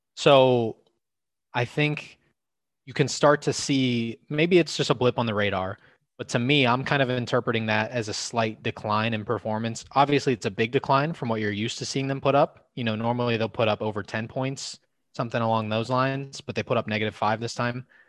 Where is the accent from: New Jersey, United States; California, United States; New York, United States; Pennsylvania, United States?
Pennsylvania, United States; Pittsburgh; my hometown team